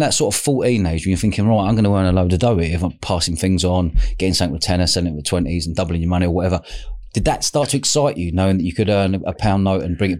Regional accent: London, United Kingdom; I grew up in boozers in London.

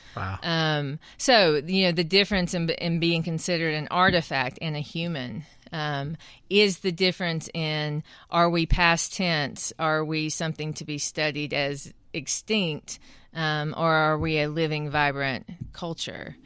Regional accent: Qualla, North Carolina, United States; I also missed a Cherokee community. I missed being around other Native people

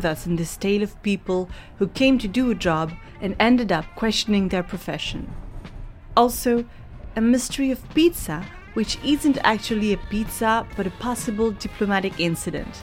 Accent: France; I am a journalist from France

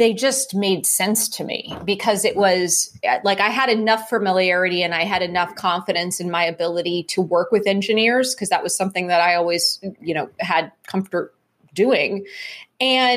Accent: Cupertino, California, United States; I grew up in Cupertino, California. So I grew up there during the 70s and 80s

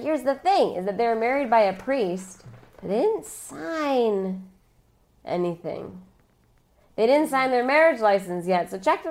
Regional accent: Chicago, Illinois, United States; I'm from Chicago

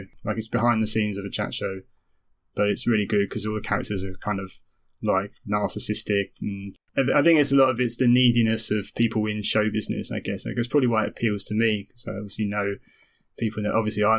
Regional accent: Romford, London, United Kingdom; And I am trying to sound like I'm from Romford when I visit Romford. It's just stupid. I don't hate Romford, but I think from a personal point of view, I was always wanted to get out

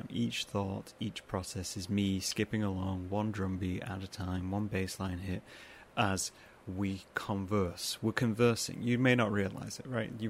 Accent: Midlands, United Kingdom; moved away; I'm apparently not not allowed to be part of any of it because I'm from the Midlands, and then I rejected the Midlands by moving away to another part of the world.

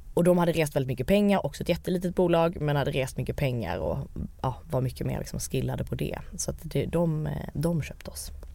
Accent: Malmö, Skåne, Sweden; moved away as an adult; also born or lived in United States; Jag kommer ju från Malmö med två naturvetarföräldrar

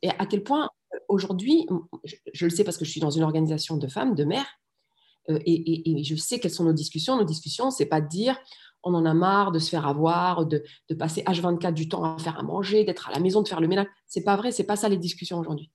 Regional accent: France; also born or lived in Rif, Morocco; j'ai vraiment grandi alors en France, mais je suis née au Maroc et je suis née dans le Rif

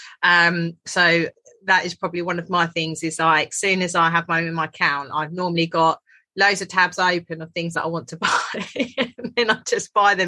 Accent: United Kingdom; us being like British

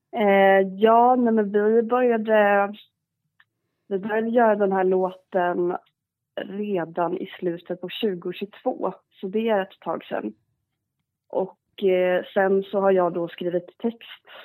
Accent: Garda, Gotland, Sweden; also born or lived in Stockholm; jag är uppvuxen på eh, sydöstra delen, eh, ett, en liten, liten ort som heter Garda

